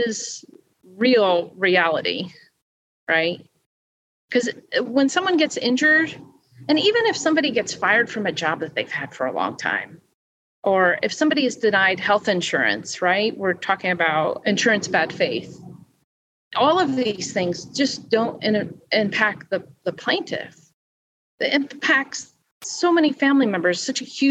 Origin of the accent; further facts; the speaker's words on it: New Jersey, United States; I'm from New Jersey